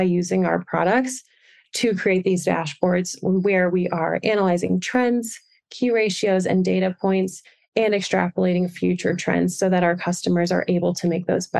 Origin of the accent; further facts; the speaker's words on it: Wilmington, Delaware, United States; moved away as an adult; also born or lived in Boston, Massachusetts; now in Denver, United States; I grew up in Wilmington, Delaware